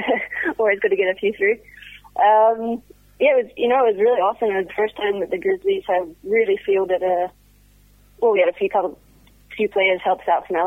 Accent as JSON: {"language": "English", "country": "Canada", "moved": "as an adult", "lives_now": "Seattle, United States", "said": "I moved out from Canada to Seattle about 2 years ago"}